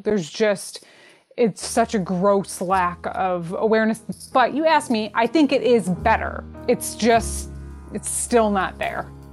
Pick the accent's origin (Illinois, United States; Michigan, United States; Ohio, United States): Michigan, United States; Detroit; I'm from Detroit